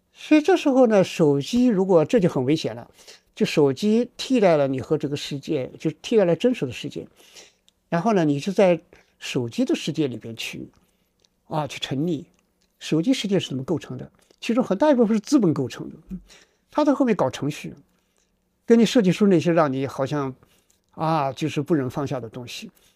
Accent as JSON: {"language": "Chinese", "country": "China", "said": "我们中国人"}